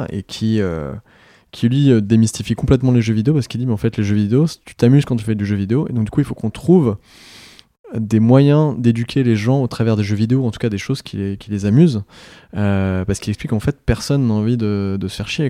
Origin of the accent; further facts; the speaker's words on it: France; en tant que Français